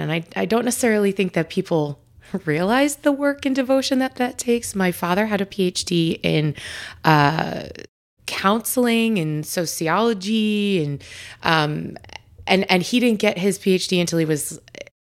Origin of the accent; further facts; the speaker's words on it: Long Island, New York, United States; I grew up out on Long Island, but very similar, super religious, very Catholic